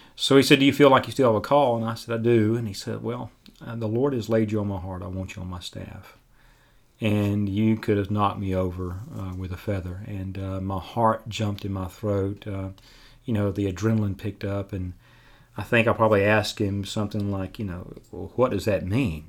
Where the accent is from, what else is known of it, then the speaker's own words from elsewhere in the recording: Dothan, Alabama, United States; also born or lived in Tuscaloosa; I was born in Tuscaloosa, but grew up here in Dothan